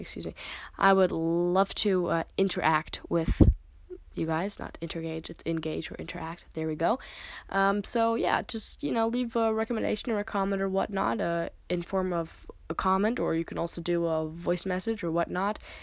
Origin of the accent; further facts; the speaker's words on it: United States; now in Germany; I live in Germany. I am American